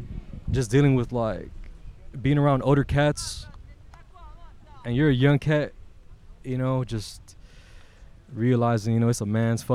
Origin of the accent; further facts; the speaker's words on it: Carson, California, United States; also born or lived in Torrance / Hawthorne; I was born in Torrance Memorial. Okay. My childhood was all through Carson. Then moved to Hawthorne.